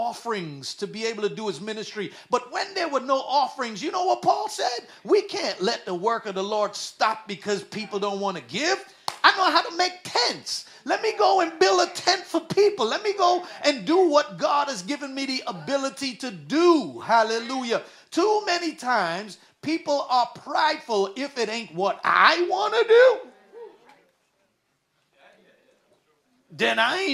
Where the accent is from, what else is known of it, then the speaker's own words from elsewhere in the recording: Guyana; also born or lived in New York City; now in United States; When we were young and I was growing up in Guyana